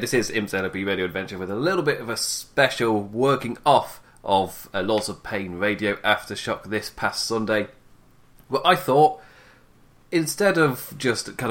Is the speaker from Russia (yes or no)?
no; England, United Kingdom; as you can tell by my voice, I'm English